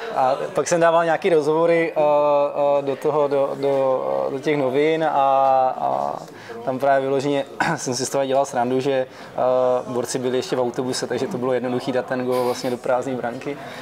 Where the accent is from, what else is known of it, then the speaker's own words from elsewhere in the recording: Halenkovice, Zlín Region, Czechia; now in Brno, Czech Republic; my jsme původem ze Zlína, a, a vlastně z, z, z Halenkovic, to je u, u, u Zlína kousek u Napajedel